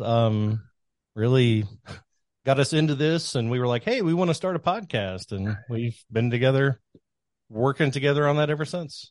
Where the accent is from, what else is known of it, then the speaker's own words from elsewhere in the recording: Kentucky, United States; I grew up in Kentucky.